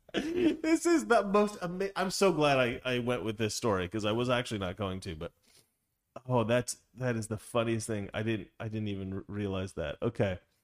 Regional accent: Oregon, United States; now I'm from Oregon.

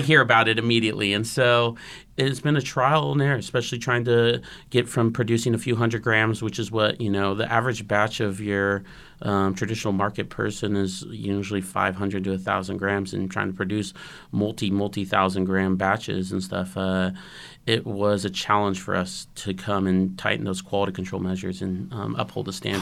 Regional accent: Santa Rosa, California, United States; Growing up in Santa Rosa

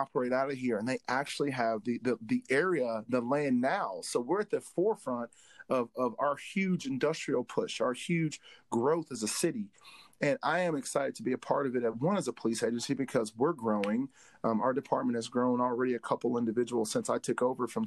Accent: Atlanta, Georgia, United States; moved away as an adult; now in Berea, United States; I grew up in Atlanta where there's a bunch of people from outside and everywhere

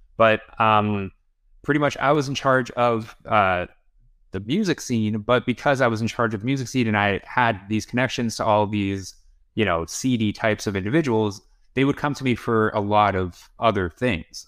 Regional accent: Toronto, Ontario, Canada; also born or lived in Kyiv, Ukraine / Barrie, Ontario; I was four years old, and we moved to Toronto

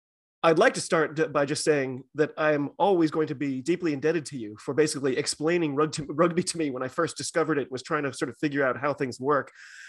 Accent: United States

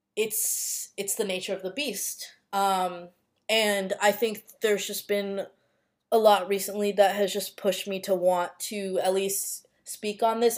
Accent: United States; growing up in the United States, growing up in a predominantly white area

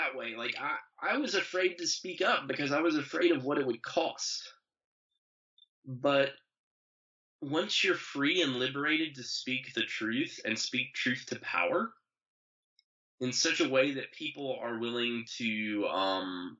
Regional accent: Statesville, North Carolina, United States; I wrote my book about growing up in Statesville

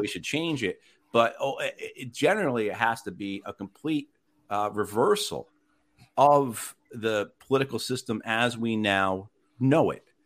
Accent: New Jersey, United States; moved away as an adult; now in Wake Forest, United States; I'm originally from New Jersey, and then the Marine Corps brought me down here

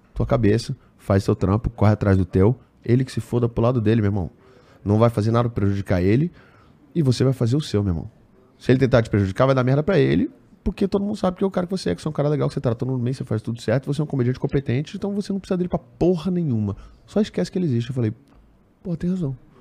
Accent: Pernambuco, Brazil; minha família é toda pernambucana, fui criado em Pernambuco

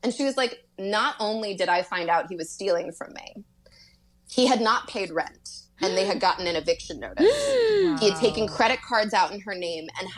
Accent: Louisville, Kentucky, United States; I'm from Louisville. So it was a city, and where I went to school

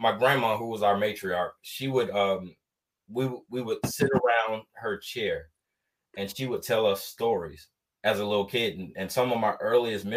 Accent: Atlanta, Georgia, United States; moved away as an adult; I was born and raised in Atlanta, Georgia

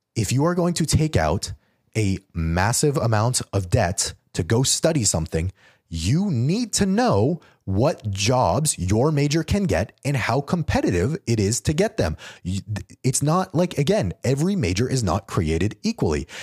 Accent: New Mexico, United States; moved away as an adult; also born or lived in Georgia; I'm from New Mexico

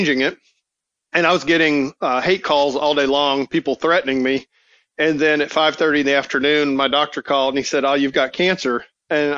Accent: Atlanta, Georgia, United States; also born or lived in California; now in Mississippi, United States; I am a Southerner. I grew up in Atlanta

